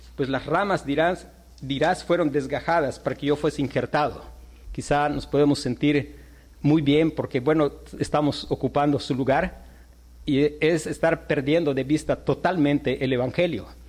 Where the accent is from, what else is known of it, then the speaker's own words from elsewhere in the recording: Yucatán, Mexico; como nosotros, yucatecos, mexicanos